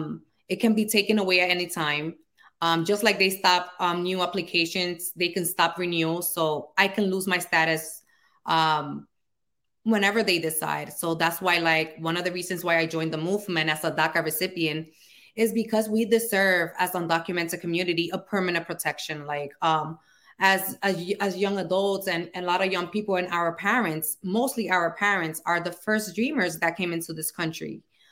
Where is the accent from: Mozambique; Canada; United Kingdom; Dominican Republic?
Dominican Republic; now in United States; I'm from the Dominican Republic. And last time I visited was 1999.